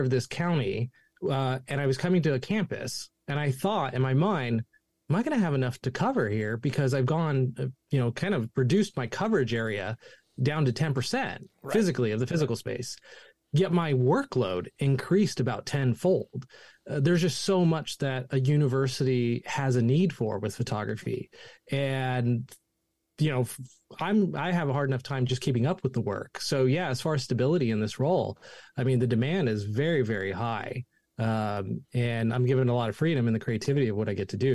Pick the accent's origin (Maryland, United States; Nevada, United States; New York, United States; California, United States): California, United States; Chico; I grew up here in Chico, California. I wasn't born here, but I grew up here, went to high school here.